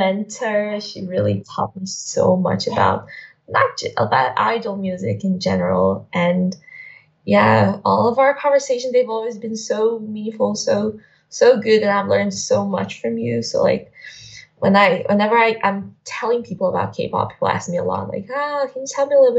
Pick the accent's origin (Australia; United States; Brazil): Brazil; I am from Brazil.